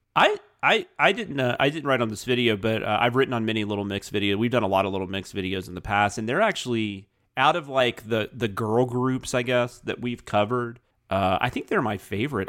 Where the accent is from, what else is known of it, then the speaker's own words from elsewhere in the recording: the South, United States; I'm from the South